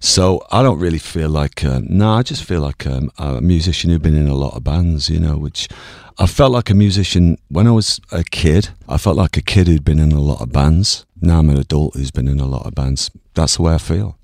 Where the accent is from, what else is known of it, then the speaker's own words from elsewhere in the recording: Ireland; I'm Irish.